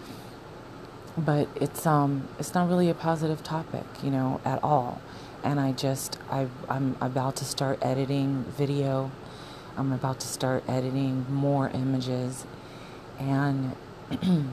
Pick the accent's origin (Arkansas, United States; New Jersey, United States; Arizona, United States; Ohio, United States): Arizona, United States; moved away; I'm from Arizona. Me and my husband were from Arizona